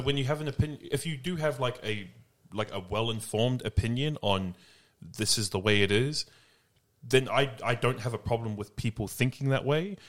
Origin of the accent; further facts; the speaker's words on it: Australia; also born or lived in New Zealand / United States; I was born in New Zealand, raised here in Australia. I have no connection and can barely speak Tongan.